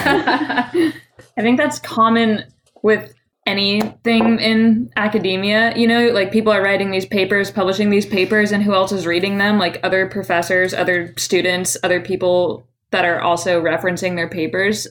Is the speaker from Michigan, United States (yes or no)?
no; Colorado, United States; moved away as an adult; now in Seattle, United States; I grew up in Colorado for 18 years